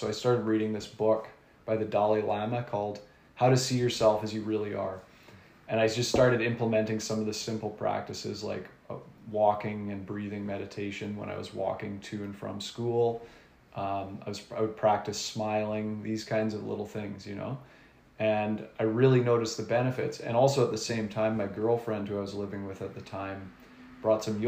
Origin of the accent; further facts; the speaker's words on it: Nanaimo, British Columbia, Canada; also born or lived in Vancouver; now in Gibsons, Canada; I grew up in Nanaimo on Vancouver Island